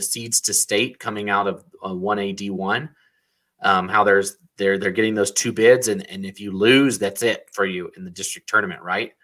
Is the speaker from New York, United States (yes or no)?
no; North Carolina, United States; now in Idaho, United States; I, I grew up in North Carolina